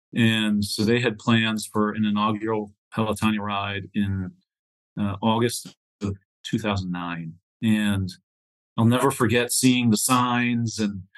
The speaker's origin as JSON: {"language": "English", "region": "Northwest Pennsylvania", "country": "United States", "tie": "born or raised there", "said": "So I grew up in Northwest Pennsylvania in a really small sort of farm town."}